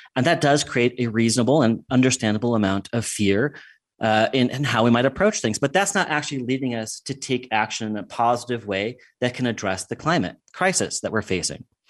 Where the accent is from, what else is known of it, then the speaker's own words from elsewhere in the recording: United States; moved away as an adult; also born or lived in England; what I grew up with in the United States